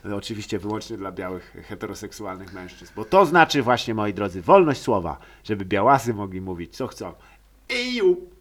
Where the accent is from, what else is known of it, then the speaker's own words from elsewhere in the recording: Lower Silesian Voivodeship, Poland; Dolnośląskie, skąd pochodzę